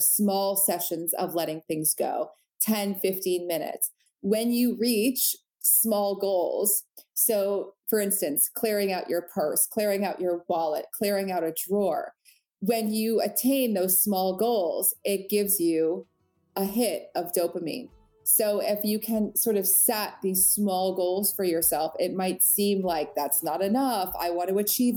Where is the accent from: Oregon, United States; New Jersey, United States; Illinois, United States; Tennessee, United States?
New Jersey, United States; I grew up in New Jersey, right outside of New York.